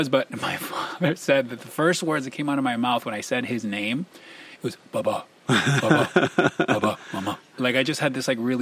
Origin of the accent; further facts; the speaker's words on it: Miami, Florida, United States; English is a second language; moved away as an adult; also born or lived in Cuba / St. Petersburg, Florida; now in Los Angeles, United States; I was born in Cuba, moved to the States when I was six, which is probably why I don't have an exotic accent like most people would expect. Grew up in Miami